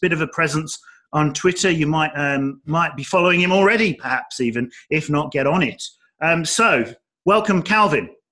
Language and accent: English; Dudley, West Midlands, United Kingdom; moved away; I'm from the Midlands, uh, the English Midlands, so I'm from Dudley